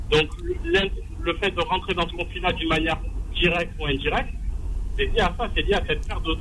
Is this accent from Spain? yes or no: no; France; On est français, donc on va parler, je vais parler principalement de la France.